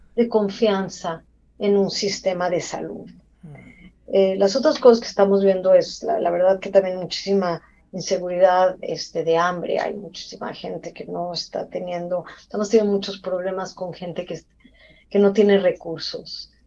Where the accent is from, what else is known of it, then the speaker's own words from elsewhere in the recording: Mexico; moved away as an adult; also born or lived in Mexico City; now in United States; soy mexicana, eh, me entrené en la Ciudad de México, en la UNAM